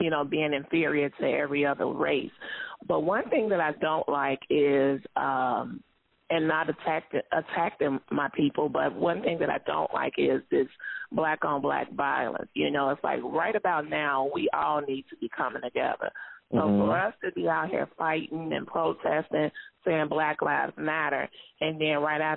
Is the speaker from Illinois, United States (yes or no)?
yes; Chicago, Illinois, United States; moved away as an adult; now in Texas, United States; I'm from Chicago